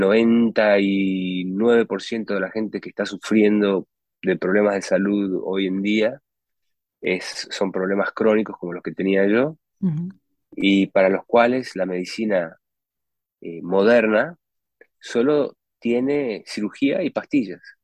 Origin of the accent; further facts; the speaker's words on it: Uruguay; moved away as an adult; also born or lived in United States; yo nací, nací en Uruguay, en, un tiempo en Uruguay que era muy simple, no habían supermercados, no, mi mamá cocinaba la comida